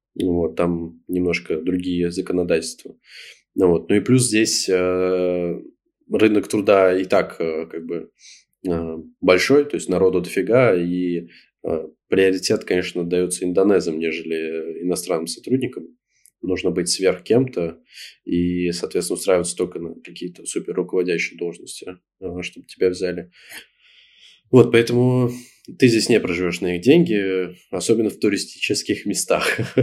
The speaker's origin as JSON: {"language": "Russian", "country": "Russia", "moved": "as an adult", "lives_now": "Bali, Indonesia", "said": "мы из России"}